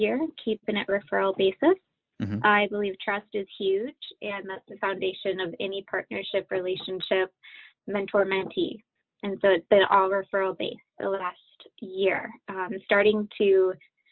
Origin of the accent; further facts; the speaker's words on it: Holland, Michigan, United States; now in Richmond, Virginia, United States; Holland is where I'm from